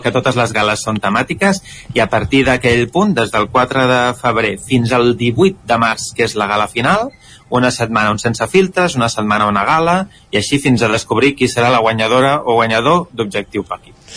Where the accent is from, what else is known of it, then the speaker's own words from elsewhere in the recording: Barcelona, Catalonia, Spain; accent: city Catalan; Jo sóc de Barcelona